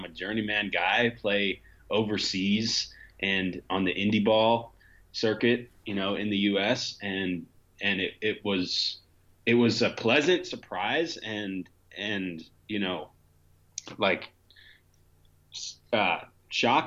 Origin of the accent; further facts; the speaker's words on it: Montgomery County, Pennsylvania, United States; also born or lived in Philadelphia; I was born and raised in Montgomery County, Pennsylvania